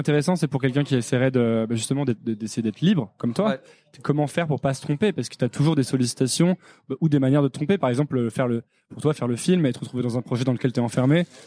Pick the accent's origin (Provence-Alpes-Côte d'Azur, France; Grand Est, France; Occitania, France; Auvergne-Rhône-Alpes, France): Auvergne-Rhône-Alpes, France; Savoie; also born or lived in Paris; J'ai grandi dans un village en Savoie